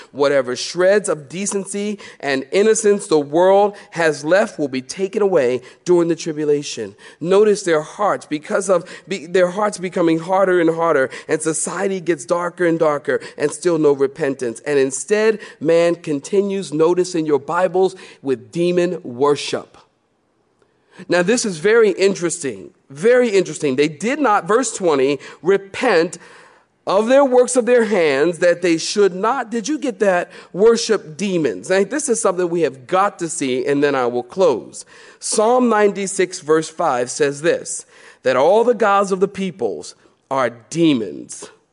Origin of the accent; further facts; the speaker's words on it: Philadelphia, Pennsylvania, United States; now in Research Triangle, North Carolina, United States; I'm from Philly